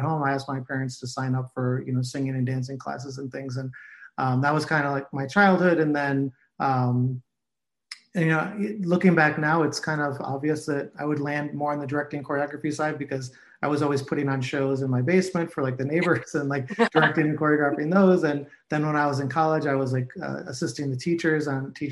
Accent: Cleveland, Ohio, United States; moved away as an adult; also born or lived in New York; I grew up in Cleveland, Ohio, and went to school for musical theater and moved to New York like most people

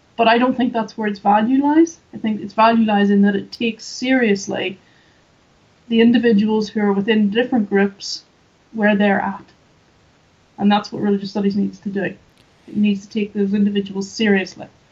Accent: just outside Belfast, Northern Ireland, United Kingdom; I'm from Northern Ireland. So I grew up in just outside Belfast

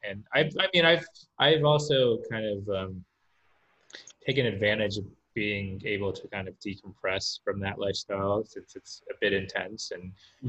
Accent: Silver Spring, Maryland, United States; moved away as an adult; also born or lived in New York / Vietnam / London; now in Los Angeles, United States; I was born in this city called Silver Spring, Maryland, which is right outside Washington, D.C. It's immediately outside Washington. And I lived there until I was 17. Then I moved to New York for college. I went to NYU.

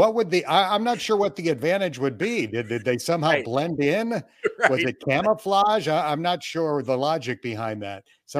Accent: Jamestown, New York, United States; moved away; that's home for me. I'm from Jamestown, New York, which is a little bit south of Buffalo. That was the stadium I went to as a kid.

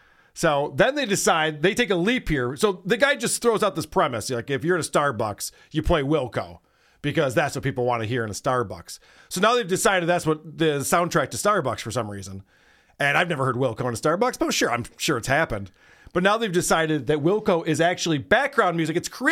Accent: Nashville, Tennessee, United States; People might like shit music where you're from, but I'm from Nashville.

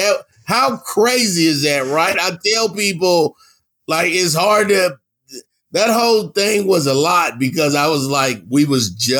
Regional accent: Los Angeles, California, United States; also born or lived in Atlanta, Georgia; now in Dallas, United States; I'm from Los Angeles, California, born and raised, West Coast.

